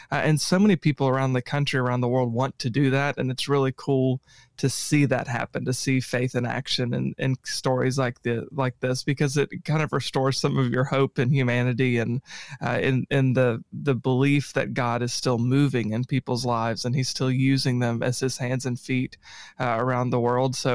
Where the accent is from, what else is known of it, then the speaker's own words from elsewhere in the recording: Paducah, Kentucky, United States; born there; I was born in Paducah but I came down here today from Clarksville.